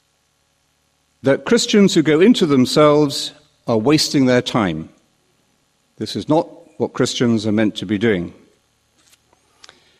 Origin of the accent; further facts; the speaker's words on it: London, United Kingdom; When I was a young boy growing up in London, I used to walk to Portobello Market